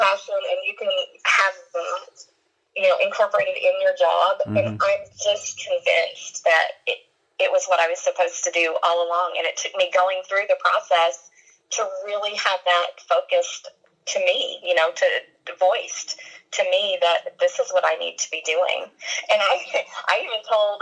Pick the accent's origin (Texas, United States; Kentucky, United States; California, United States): Kentucky, United States; moved away; I'm from Kentucky